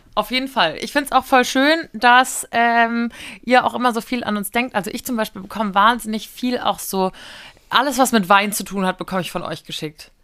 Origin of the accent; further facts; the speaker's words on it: Giessen, Hesse, Germany; aus meiner Heimat Gießen